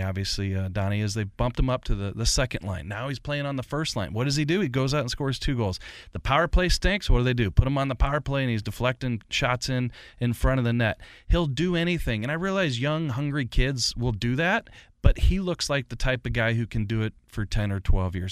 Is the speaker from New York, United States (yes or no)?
no; St. Louis, Missouri, United States; I grew up in St. Louis